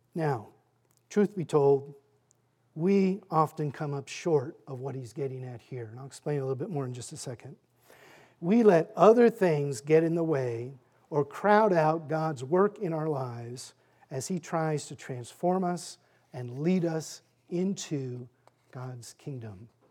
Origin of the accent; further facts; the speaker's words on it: Fairfax, Virginia, United States; also born or lived in Annandale, Virginia; I am a native of Fairfax. I grew up in Fairfax, Annandale, and graduated from W T Woodson High School